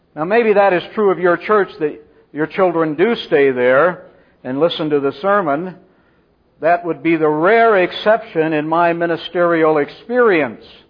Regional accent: Central California, United States; I grew up in Central California in an Arminian Baptist dispensational church

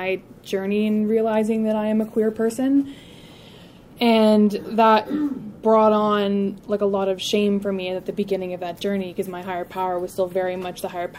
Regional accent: Ottawa, Ontario, Canada; I am from Ottawa, Ontario, Canada

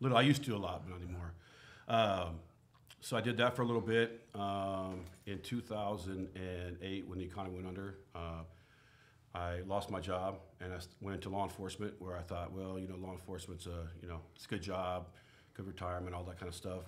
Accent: Portland, Oregon, United States; I was born and raised here in Portland

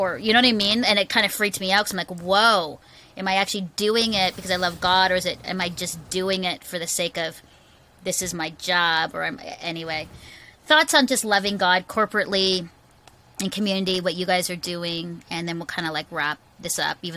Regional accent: Philippines; also born or lived in Singapore; I, I grew up in the Philippines, just context. I was actually adopted out of an orphanage by Canadian missionaries.

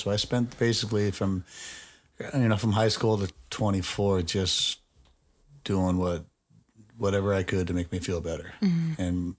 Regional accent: Nevada, United States; I grew up out on Craig Road and Torrey Pines area.

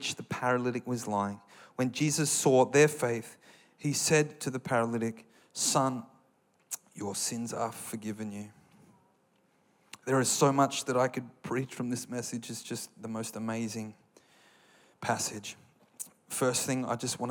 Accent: Australia; I'm an Australian

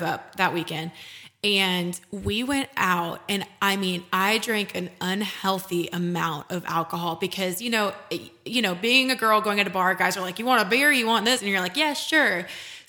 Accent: Roswell, Georgia, United States; moved away as an adult; also born or lived in Texas / Atlanta, United States; now in Nashville, United States; I'm from Roswell, Georgia. It's like an hour north of Atlanta.

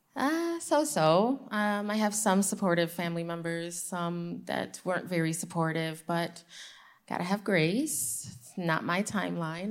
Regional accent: Michigan, United States; I'm from Michigan, uh, born and raised Muslim

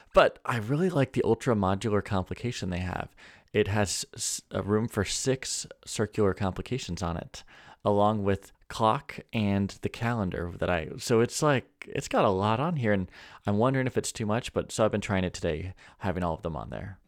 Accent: California, United States; now in North Idaho, United States; I also say this as a Californian. I was born in California

